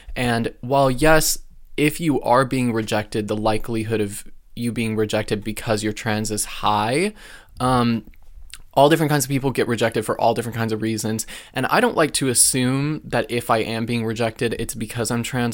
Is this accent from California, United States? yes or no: no; Alaska, United States; now in West Coast, United States; it was cool growing up in Alaska.